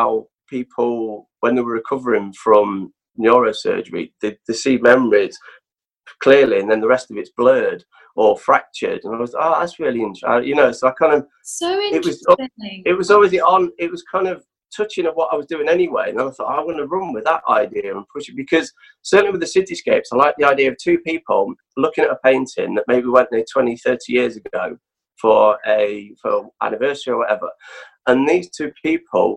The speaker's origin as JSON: {"language": "English", "town": "Nottingham", "region": "East Midlands", "country": "United Kingdom", "tie": "born or raised there", "moved": "yes", "said": "growing up in Nottingham"}